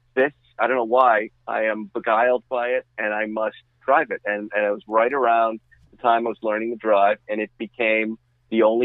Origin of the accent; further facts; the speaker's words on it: Massachusetts, United States; growing up in my town, I lived in a small blue collar town in Massachusetts